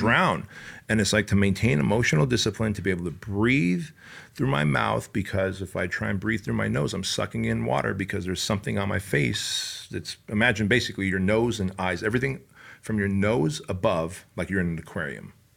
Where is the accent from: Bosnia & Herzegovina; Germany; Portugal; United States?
United States; Santa Ana, California; also born or lived in Soviet Union; I grew up in Santa Ana, Garden Grove, Westminster areas